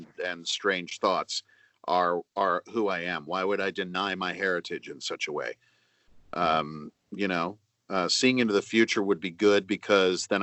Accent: Indiana, United States; I grew up in Indiana around tornadoes.

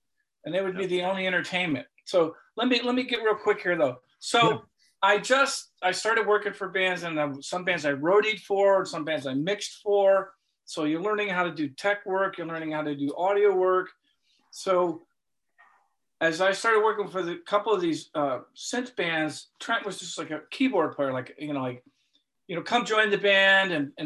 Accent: Cleveland, Ohio, United States; I'm from Cleveland.

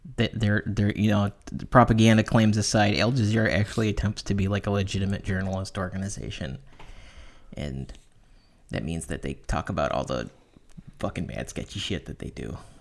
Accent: United States; I'm an American

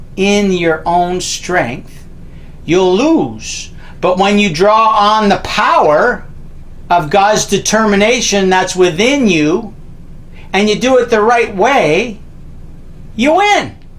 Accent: Canada; I'm a Canadian

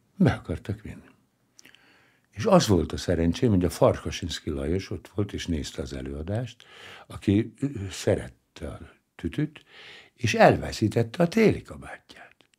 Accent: Hungary; Nem véletlenül szü- születtem ebben az életemben magyarnak. Hát hmm. ide születtem, ez a hazám, és ezt a nyelvet kell beszélnem

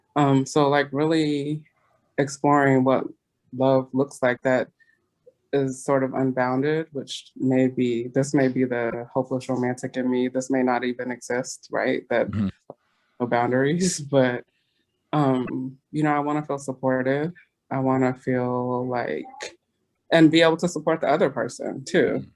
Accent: California, United States; moved away as an adult; now in East Coast, United States; When I grew up in California

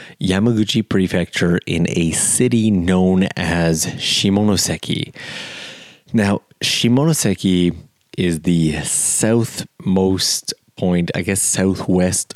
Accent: Canada; moved away as an adult; now in Japan; I'm from Canada

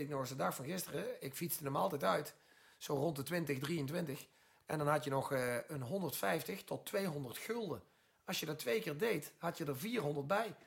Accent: Netherlands; we zijn Nederlander

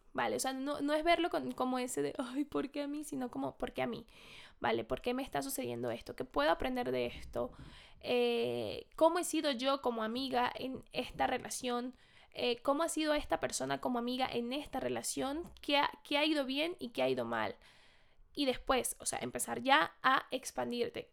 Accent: Venezuela; now in Madrid, Spain; yo soy de Venezuela, estoy en Madrid

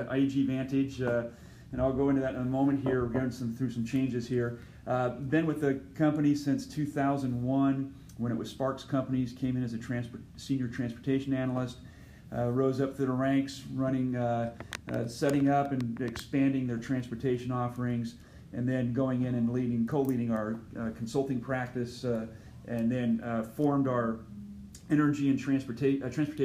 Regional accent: West Coast, United States; moved away; I hail from the West Coast.

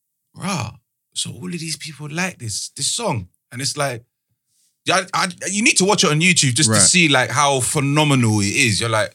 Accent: London, United Kingdom; I'm from East

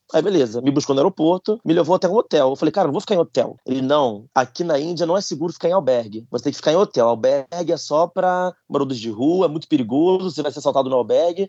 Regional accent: Brazil; now in Paris, France; sou brasileiro

